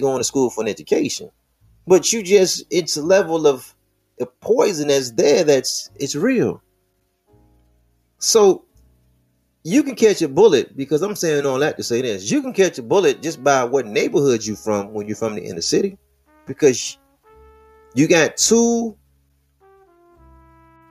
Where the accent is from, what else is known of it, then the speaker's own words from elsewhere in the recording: Detroit, Michigan, United States; I'm from Plymouth. That's my neighborhood